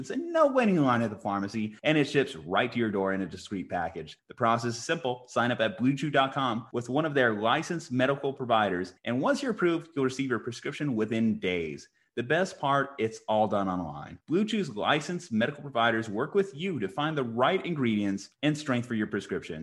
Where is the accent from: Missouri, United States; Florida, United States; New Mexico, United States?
New Mexico, United States; Albuquerque; We're from Albuquerque, New Mexico